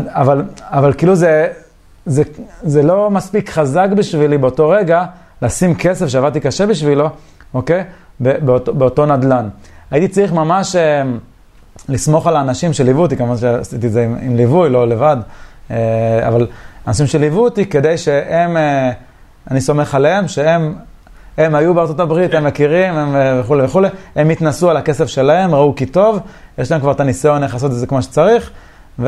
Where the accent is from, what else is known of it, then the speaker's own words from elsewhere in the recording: Beersheba, Southern District, Israel; זה אזור שנולדתי בבאר שבע